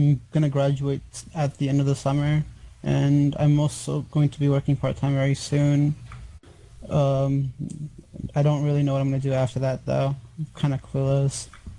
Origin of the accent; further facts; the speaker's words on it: United States; I'm from America